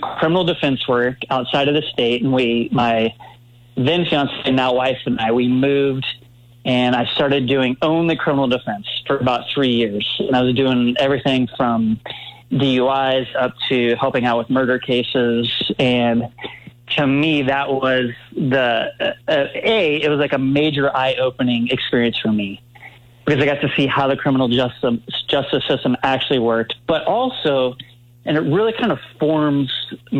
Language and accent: English; Leawood, Kansas, United States; I grew up in Leawood, Kansas, suburb of Kansas City